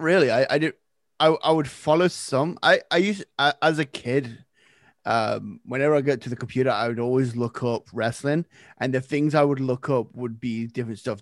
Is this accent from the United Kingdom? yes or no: yes; Nottingham, East Midlands, United Kingdom; moved away as an adult; now in Canada; I am originally from Nottingham, England.